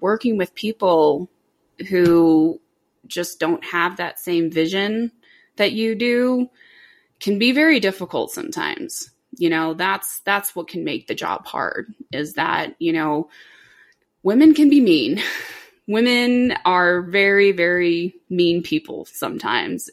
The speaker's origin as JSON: {"language": "English", "town": "Orlando", "region": "Florida", "country": "United States", "tie": "born or raised there", "said": "I grew up in Orlando"}